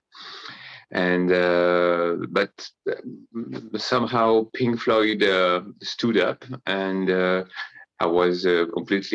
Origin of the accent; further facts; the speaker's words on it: Paris, Île-de-France, France; I'm living currently in Paris, in France. I was born in Paris 47 years ago.